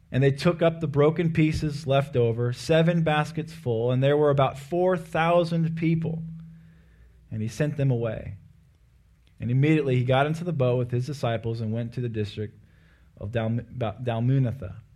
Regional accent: Anchorage, Alaska, United States; I am from Alaska and uh, from Anchorage

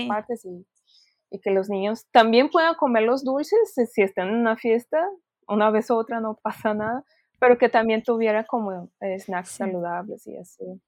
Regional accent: Brazil; moved away; somos brasileñas y estamos hablando en portugués

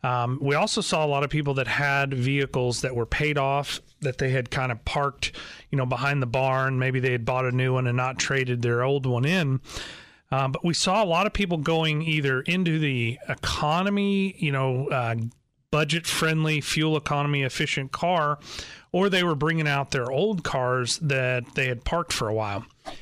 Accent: Joplin, Missouri, United States; also born or lived in Chicago; I was born in Joplin, Missouri, so I was from this area, but at a very young age, we moved up to the Chicagoland area

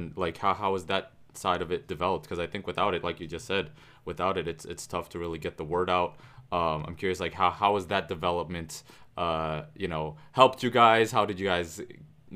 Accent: Turkey; my home country in Turkey

